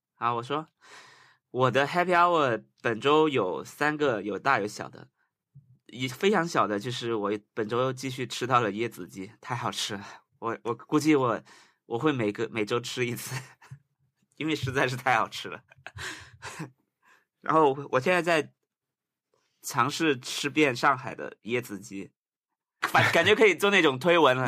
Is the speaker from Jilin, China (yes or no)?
no; Guangdong, China; 作为一个广东人太喜欢喝汤了